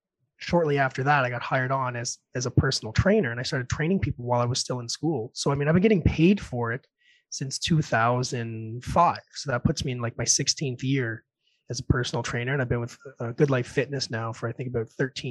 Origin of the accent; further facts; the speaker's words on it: Red Deer, Alberta, Canada; born there; I was born in Red Deer, by the way, down the road.